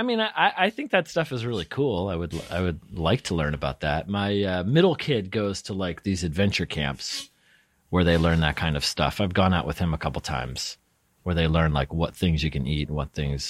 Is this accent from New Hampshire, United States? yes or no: yes; New Hampshire, United States; Well, because I grew up in New Hampshire, but my family, my parents are from Brooklyn. So they didn't know anything outdoor.